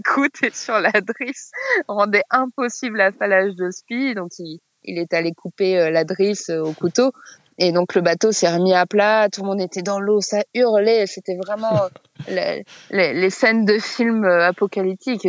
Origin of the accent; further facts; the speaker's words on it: France; on est français